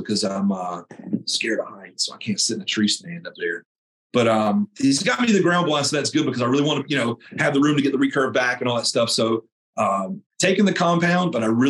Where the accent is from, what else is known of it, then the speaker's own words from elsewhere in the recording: North Carolina, United States; I grew up in North Carolina, man, you know, follow my dad around the woods